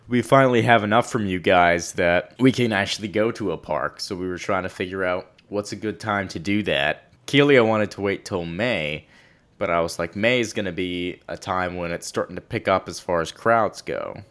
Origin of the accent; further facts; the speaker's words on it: Texas, United States; I was born in Texas